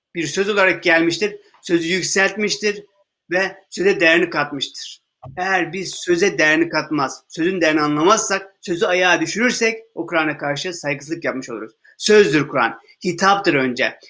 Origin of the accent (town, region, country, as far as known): Turkey